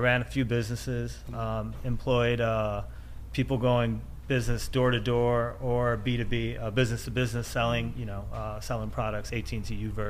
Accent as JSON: {"language": "English", "town": "Cleveland", "region": "Ohio", "country": "United States", "said": "we're from Cleveland."}